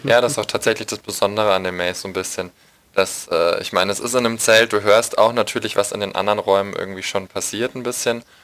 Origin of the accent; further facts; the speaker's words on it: Munich, Bavaria, Germany; ich komme aus München